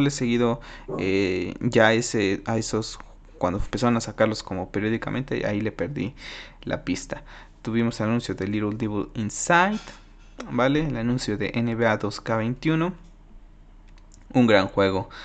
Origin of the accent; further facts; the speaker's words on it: Mexico; mi país